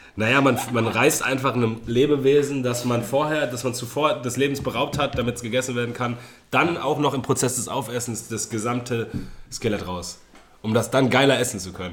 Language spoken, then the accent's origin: German; Germany; wir als Deutsche